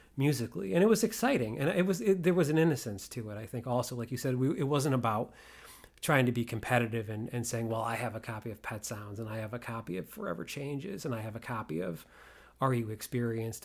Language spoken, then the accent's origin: English; Waterbury, Connecticut, United States; So I grew up outside of Waterbury